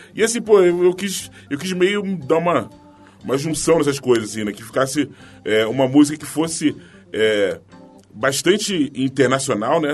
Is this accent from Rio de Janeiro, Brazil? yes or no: yes; Rio de Janeiro, Brazil; eu nasci no Morro de São José, né, em Madureira